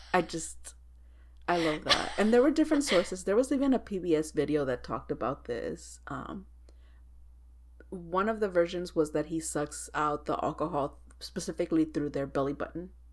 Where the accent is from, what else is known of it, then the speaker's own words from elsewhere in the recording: Texas, United States; I'm from Texas